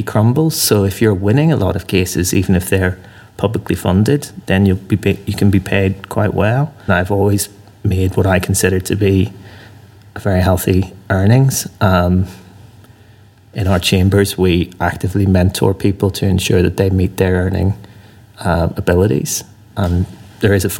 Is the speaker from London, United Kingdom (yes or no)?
no; Northern Ireland, United Kingdom; moved away; I came to the law from a background growing up in Northern Ireland